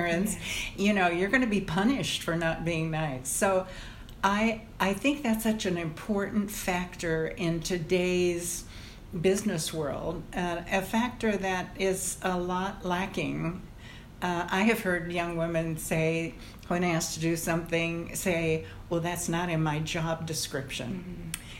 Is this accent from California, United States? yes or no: no; Cambridge, Nebraska, United States; also born or lived in Los Angeles; now in New York, United States; Growing up in Nebraska, it's the Great Plains